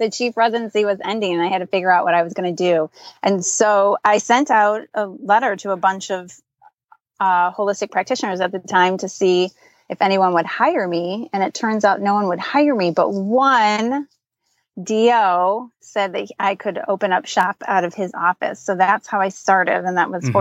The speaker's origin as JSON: {"language": "English", "region": "Michigan", "country": "United States", "tie": "born or raised there", "said": "I'm born and raised in Michigan"}